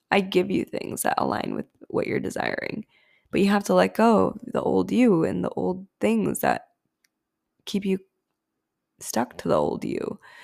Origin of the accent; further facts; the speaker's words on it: India; I grew up in a Hindu household. I'm Indian